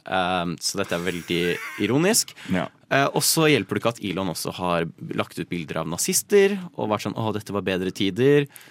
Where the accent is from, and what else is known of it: Nittedal, Akershus, Norway; born or raised there